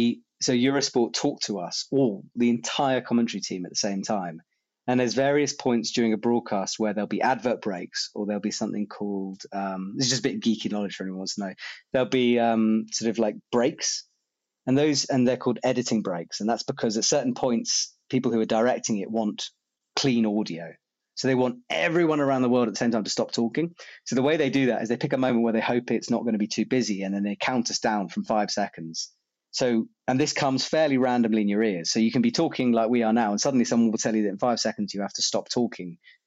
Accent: United Kingdom; moved away as an adult; now in France; I am British

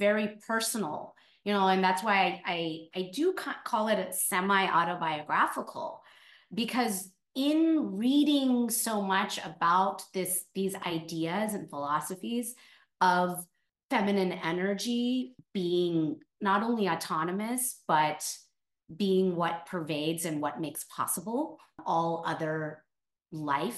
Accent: California, United States; moved away as an adult; now in New York, United States; I'm born and raised in California

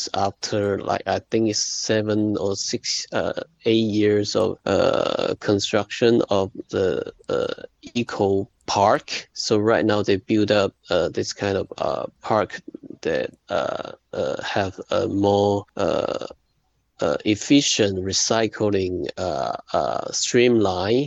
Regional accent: Shantou, Guangdong, China; Guiyu is a small town, like 60 kilometers from my hometown, Shantou.

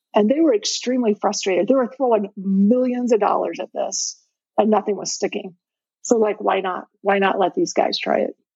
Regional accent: Indiana, United States; I'm born and raised in Indiana

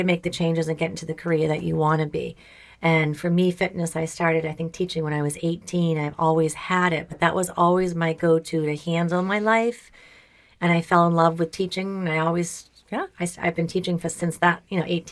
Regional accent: Walpole, United States; we're all from Walpole High School

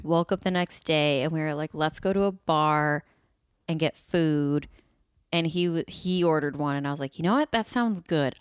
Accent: Midwest, United States; I'm from the Midwest.

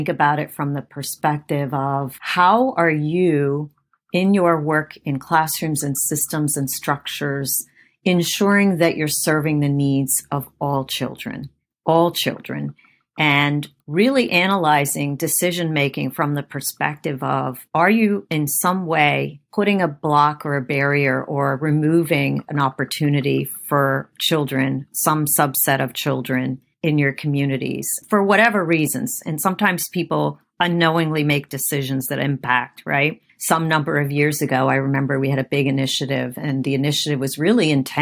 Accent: Afghanistan; moved away; I was born in Afghanistan, so I have a cultural background that's different from maybe some other people in our community

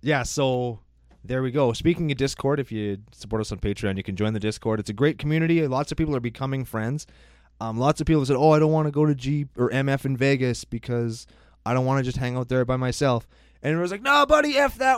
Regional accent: Saskatchewan, Canada; We're Canadian

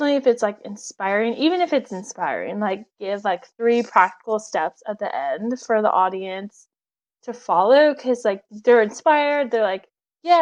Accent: Texas, United States; moved away as an adult; also born or lived in Tulsa, Oklahoma; now in Oklahoma, United States; I'm from Texas. So I was at my parents' house in Texas.

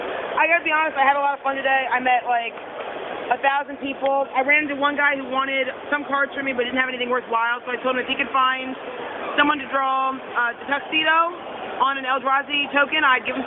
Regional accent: Maryland, United States; we're both from Maryland.

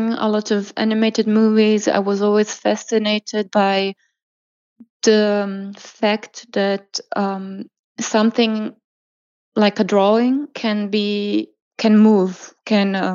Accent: Croatia; now in Germany; I was born and raised in Croatia

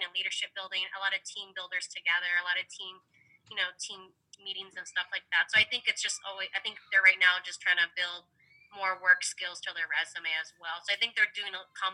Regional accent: Philippines; I'm Filipino

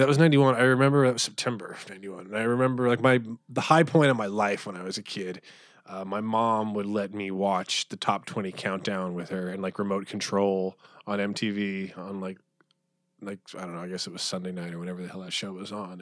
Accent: Phoenix, Arizona, United States; moved away as an adult; also born or lived in New York / Pittsburgh; I grew up in Phoenix

